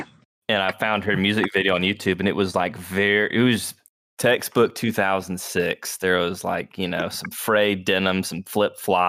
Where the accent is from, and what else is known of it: Dublin, Georgia, United States; born or raised there; also born or lived in Americus, Georgia